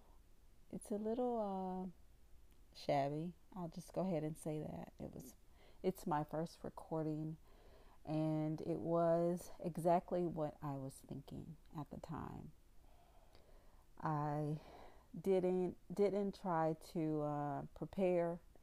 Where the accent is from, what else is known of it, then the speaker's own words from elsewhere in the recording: the South, United States; accent: southern twang; I'm from the South. I have a southern twang.